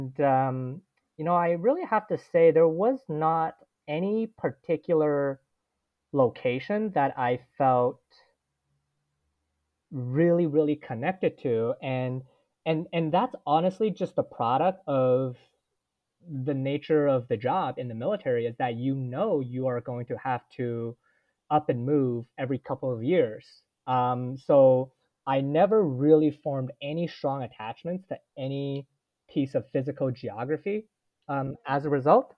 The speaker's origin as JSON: {"language": "English", "town": "Toronto", "region": "Ontario", "country": "Canada", "tie": "born or raised there", "also_born_or_lived": "Edmonton", "said": "growing up in Toronto"}